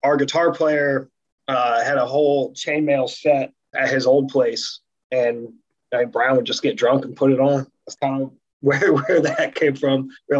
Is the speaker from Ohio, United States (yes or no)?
yes; Ohio, United States; Oh, well, I'm from Ohio too.